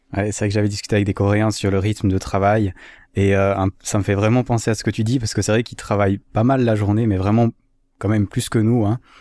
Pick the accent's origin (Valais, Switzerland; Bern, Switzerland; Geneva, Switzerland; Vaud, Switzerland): Valais, Switzerland; Je suis valaisan, je suis valaisan